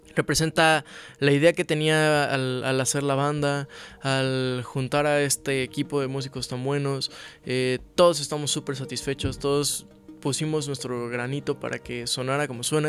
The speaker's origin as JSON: {"language": "Spanish", "country": "Mexico", "said": "he crecido en una familia súper católica desde, desde siempre, ¿no? Como buen mexicano"}